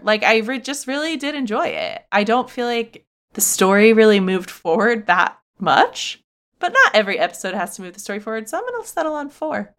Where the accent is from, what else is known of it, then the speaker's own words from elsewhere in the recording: United States; being American